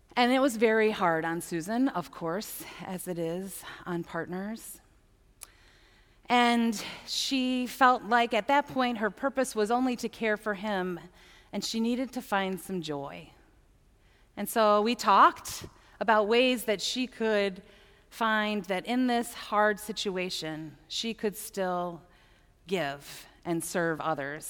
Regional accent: United States; being American

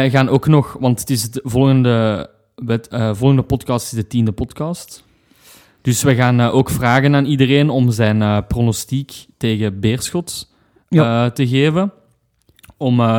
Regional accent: Leuven, Flemish Brabant, Belgium; we zijn van Leuven en wij zijn heel bescheiden.

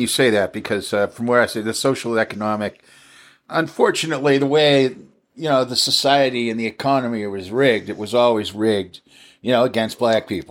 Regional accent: Cohasset, Massachusetts, United States; also born or lived in Los Angeles / Minneapolis; now in Alameda, United States; I grew up outside of Boston. I was, uh, I grew up in a town called Cohasset

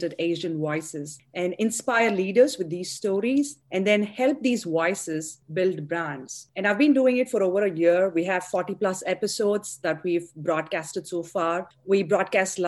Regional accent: India; moved away as an adult; also born or lived in Chennai, India; now in United States; I grew up in India. I did my undergrad in engineering in Chennai, Madras, the southern part of India. And then I came to the US to pursue my education

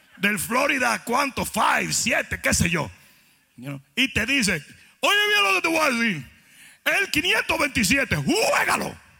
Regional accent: Dominican Republic; moved away

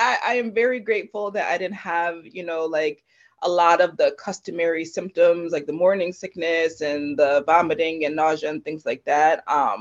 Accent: Connecticut, United States; I was born and raised in Connecticut. I've always lived here, not moved away

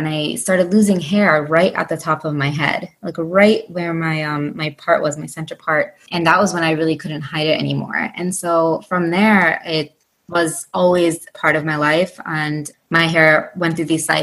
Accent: upstate New York, United States; I'm born and raised in the United States, but in upstate New York, but my family is of Indian heritage.

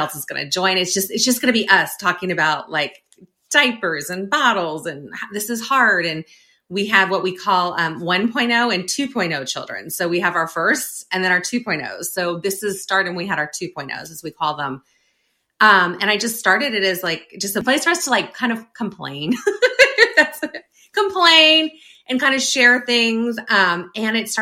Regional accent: near the Sacramento area, California, United States; moved away as an adult; now in Northern Virginia, United States; So we moved to Northern Virginia from Northern California, grew up in near the Sacramento area

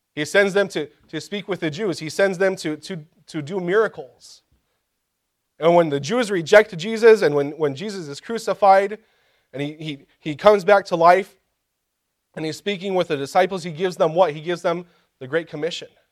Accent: Kansas, United States; Growing up in Kansas, I had the opportunity one time, uh, for a couple weeks to work in a field

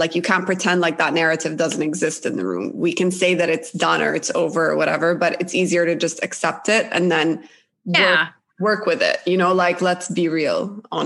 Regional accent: Jeddah, Makkah Province, Saudi Arabia; moved away as an adult; also born or lived in Cairo, Egypt; I grew up in Saudi Arabia, for example, in Jeddah for 18 years.

